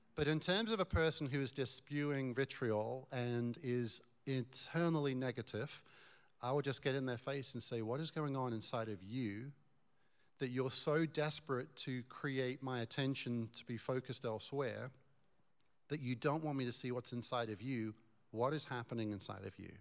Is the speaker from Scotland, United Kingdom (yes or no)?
no; Newmarket, East of England, United Kingdom; moved away as an adult; now in Colorado, United States; I was born in Newmarket